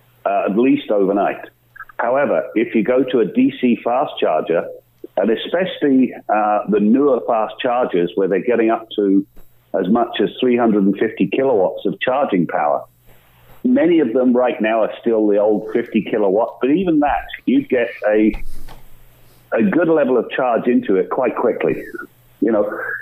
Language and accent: English; United Kingdom; moved away as an adult; now in Canada; my formative years were as a mechanic indeed, back in Britain. And then I moved here.